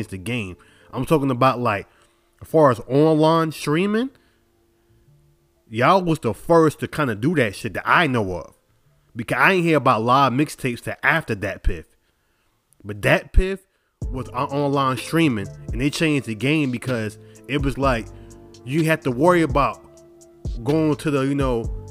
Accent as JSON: {"language": "English", "region": "New York", "country": "United States", "said": "I'm from New York and I'm supposed to stick with everything New York"}